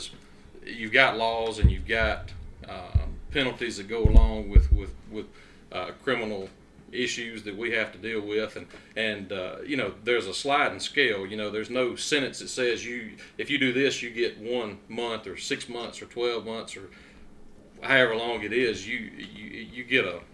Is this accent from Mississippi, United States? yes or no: yes; Duck Hill, Mississippi, United States; also born or lived in Grenada, Mississippi; I was born in Grenada and grew up in the big city of Duck Hill